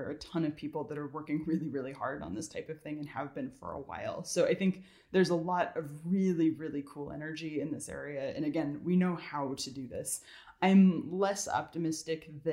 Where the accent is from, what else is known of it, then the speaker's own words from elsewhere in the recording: California, United States; now in Georgia, United States; I'm from California originally, and I moved out here